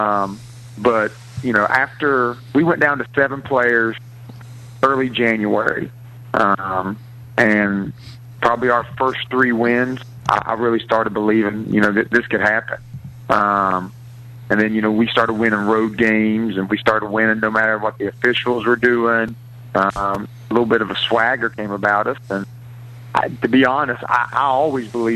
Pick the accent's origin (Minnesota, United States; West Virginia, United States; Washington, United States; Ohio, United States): West Virginia, United States; I'm a kid from Hannon who grew up playing on a dirt court